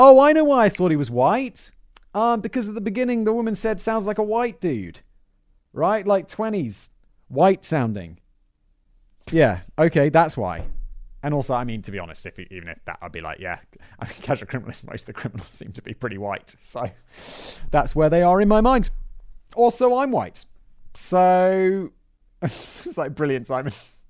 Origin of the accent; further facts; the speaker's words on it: England, United Kingdom; accent: south of England; I'm British, but it's been a long time since I lived in England, and other people's accents like rub off on you a little bit. And I also have a south of England, quite impressionable accent, I think.